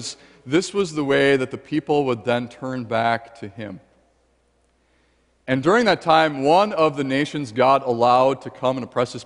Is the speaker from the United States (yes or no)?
yes; United States; As an American